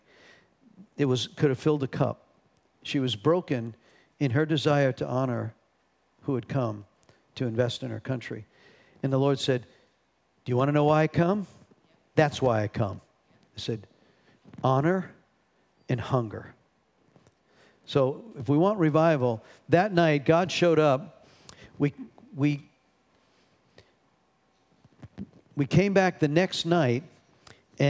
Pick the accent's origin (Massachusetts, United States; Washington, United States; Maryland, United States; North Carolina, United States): North Carolina, United States; we're not from New York. We're from North Carolina